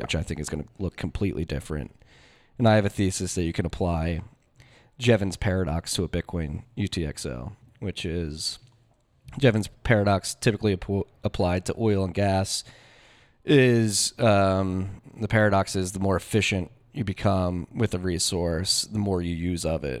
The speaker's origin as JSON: {"language": "English", "town": "Philadelphia", "region": "Pennsylvania", "country": "United States", "tie": "born or raised there", "said": "I'm from Philadelphia and I graduated high school in two thousand nine"}